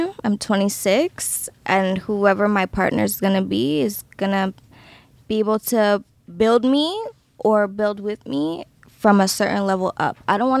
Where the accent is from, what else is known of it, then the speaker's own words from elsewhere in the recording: Trinidad & Tobago; I'm from Trinidad.